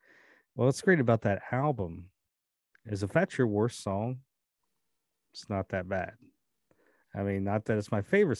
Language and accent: English; California, United States; Lance Rushing, him and I both had the same 1 and 2, just flipped around growing up in California